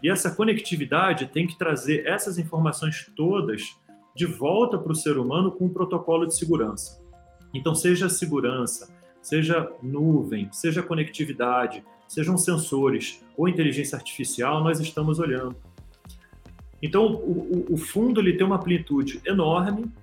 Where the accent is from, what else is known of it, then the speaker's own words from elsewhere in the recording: Brazil; moved away as an adult; now in São Paulo, Brazil; como brasileiro